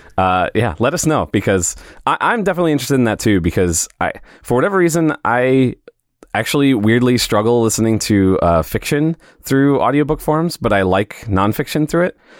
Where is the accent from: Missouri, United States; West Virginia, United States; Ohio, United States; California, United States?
Missouri, United States; St. Louis; also born or lived in Springfield, Missouri; I'm from Saint Louis